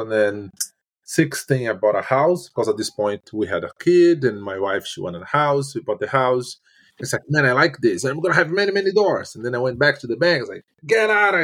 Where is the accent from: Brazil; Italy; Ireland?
Brazil; English is a second language; moved away as an adult; now in Canada; I moved from Brazil in 2010. When I got here, I had no English and I had very basic French